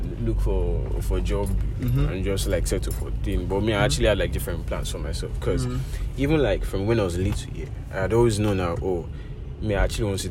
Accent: Lagos, Nigeria; I grew up in Isolo, Lagos. I spent most of my childhood

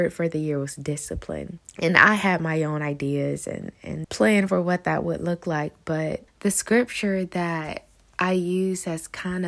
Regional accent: Newberry, South Carolina, United States; moved away as an adult; now in Atlanta, United States; I was born and raised in South Carolina in a very small town called Newberry, and I moved to Atlanta, Georgia in January of this year

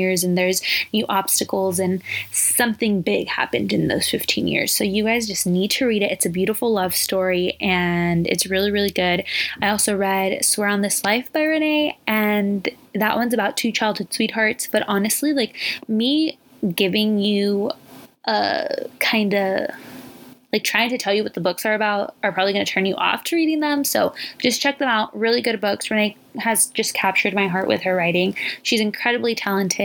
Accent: Southern California, United States; I'm 22 from Southern California. Born and raised

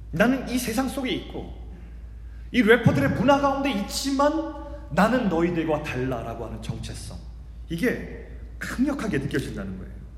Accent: South Korea; also born or lived in Canada; 저는 한국 사람이기 때문에 그렇습니다

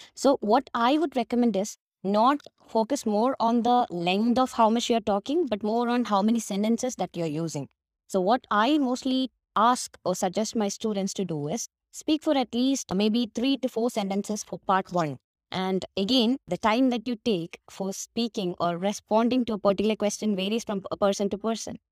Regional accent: Kerala, India; accent: Indian; English is a second language; I'm from Kerala, which is a tiny part of God's, you know, God's country, India

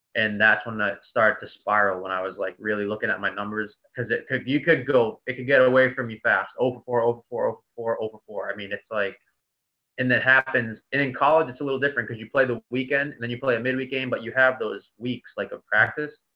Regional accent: Boston, Massachusetts, United States; moved away as an adult; also born or lived in New York City / New Jersey; I'm from Boston

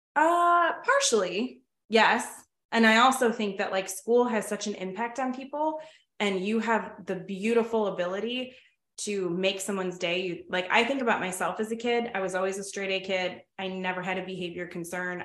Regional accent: Oak Forest, Illinois, United States; I grew up in Oak Forest

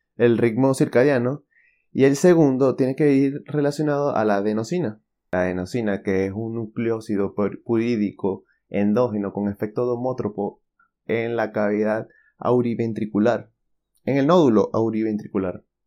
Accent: Venezuela; moved away; soy de Venezuela

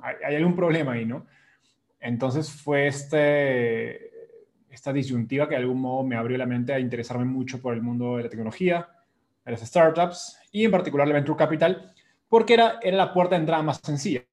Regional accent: Peru; moved away as an adult; now in Mexico City, Mexico; yo soy peruano

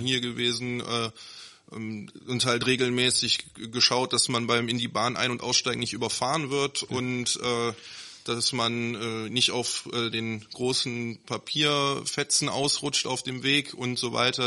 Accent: Neuss, North Rhine-Westphalia, Germany; aus Neuss, gebürtiger Neusser, äh, Nüsser Jung

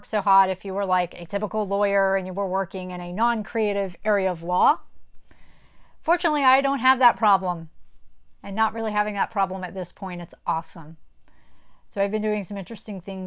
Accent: North Carolina, United States; growing up in the Christian church in North Carolina

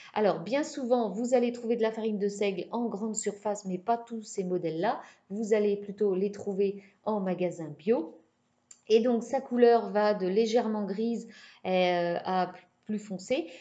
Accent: Brittany, France; je suis bretonne

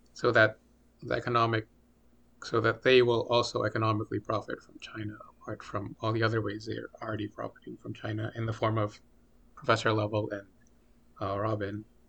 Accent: Philippines; I'm from the Philippines

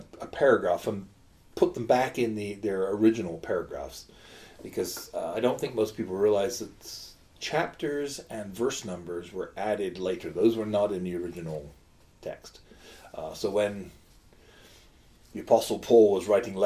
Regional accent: England, United Kingdom; as an English person

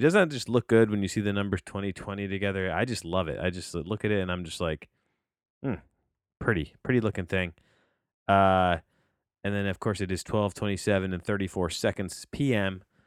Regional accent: New Jersey, United States; I'm a kid from New Jersey and, and, uh, who grew up on six sixty at W F A N

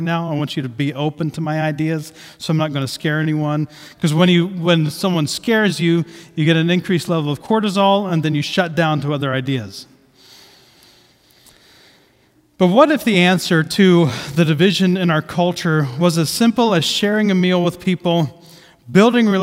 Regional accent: Southeast Ohio, United States; I grew up in Southeast Ohio, with emphasis on the South. It's very close to the bottom of Ohio

